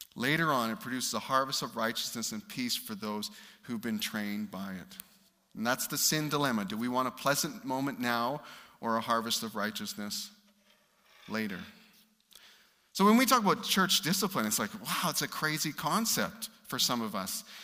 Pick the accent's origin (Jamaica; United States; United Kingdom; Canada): Canada; As a Canadian